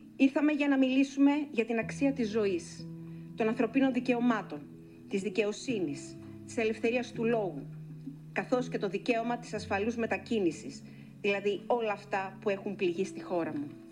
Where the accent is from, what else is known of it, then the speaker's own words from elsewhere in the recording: Greece; Είμαι μια μητέρα από την Ελλάδα